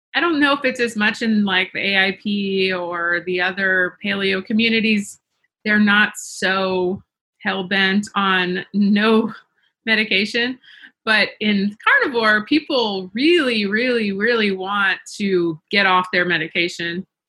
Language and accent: English; the South, United States; I grew up in the South